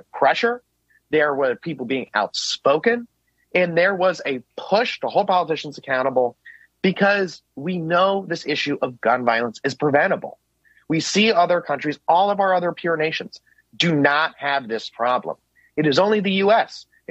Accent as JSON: {"language": "English", "town": "Parkland", "region": "Florida", "country": "United States", "tie": "born or raised there", "moved": "yes", "lives_now": "Washington, D.C., United States", "said": "growing up in Parkland, going to Marjory Stoneman Douglas High School"}